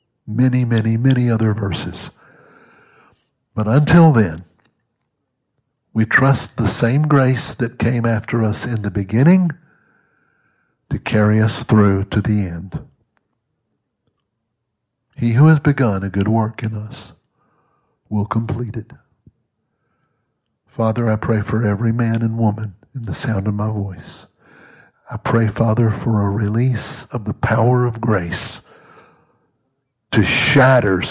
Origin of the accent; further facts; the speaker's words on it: Mississippi, United States; moved away; also born or lived in Texas; I was born and raised in Mississippi, but I grew up in Texas.